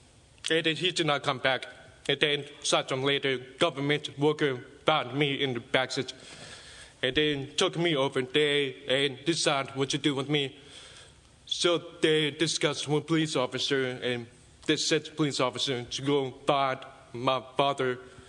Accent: China; born there; English is a second language; So I was born in China, in the village, in 1993.

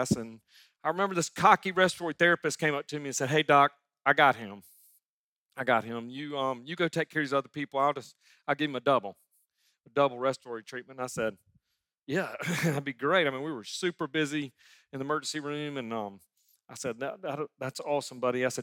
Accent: Sumter, South Carolina, United States; 1996. I moved back to my hometown of Sumter, South Carolina, and I was setting up louder family practice, family doctor in my hometown.

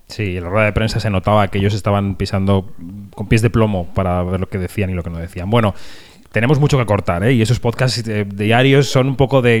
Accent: Spain; en España tenemos esta cosa pendiente

